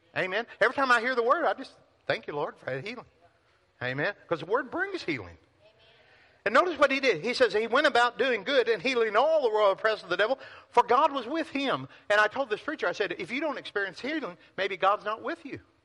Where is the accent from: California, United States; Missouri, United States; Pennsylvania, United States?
Missouri, United States; Pilot Knob; moved away; I grew up in Pilot Knob, Missouri. 532 people.